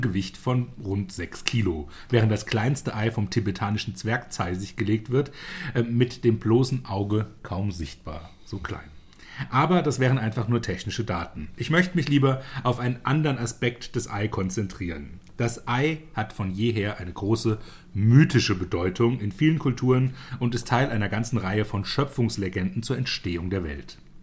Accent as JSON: {"language": "German", "country": "Germany", "said": "bei uns in Deutschland"}